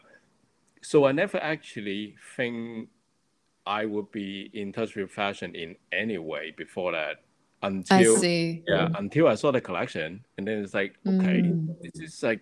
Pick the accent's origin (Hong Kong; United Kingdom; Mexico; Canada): Hong Kong; moved away as an adult; also born or lived in Shanghai; I was from Hong Kong